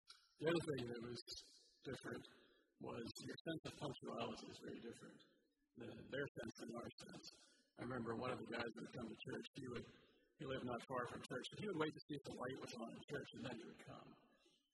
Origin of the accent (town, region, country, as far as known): United States; also born or lived in Guatemala